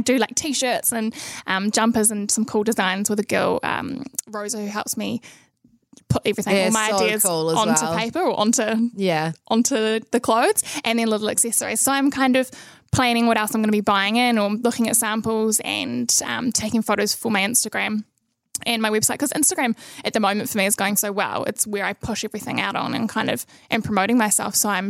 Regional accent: Nelson, New Zealand; also born or lived in Christchurch; Yeah, so I was born in Christchurch, but I grew up in Nelson. Did most of my schooling there

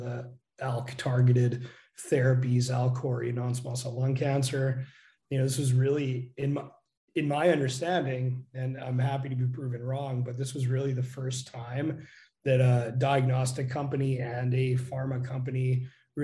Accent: Canada; accent: Canadian; moved away; also born or lived in Calgary, Canada / Dresden, Germany; So you might hear my Canadian accent come through.

